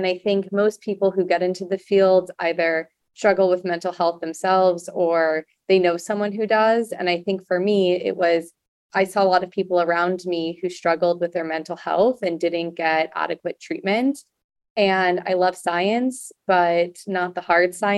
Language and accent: English; Los Angeles, California, United States; born and raised in Los Angeles. I'm technically a Valley girl